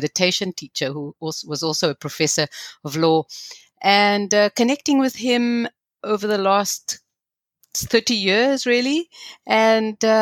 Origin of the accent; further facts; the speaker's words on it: South Africa; growing up in South Africa and in the kind of apartheid legal system